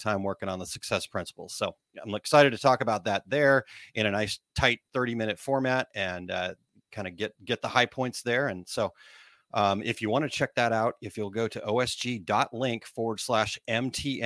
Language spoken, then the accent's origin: English; Missouri, United States; accent: Missouri; my Missouri accent